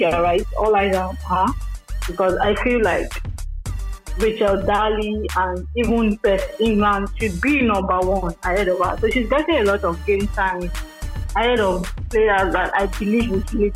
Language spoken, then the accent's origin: English; Nigeria; I'm a Nigerian